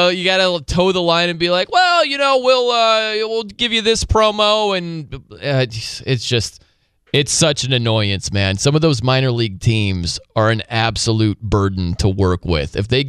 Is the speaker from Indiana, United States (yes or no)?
yes; South Bend, Indiana, United States; now in Albany, United States; But you know my hometown is South Bend, Indiana.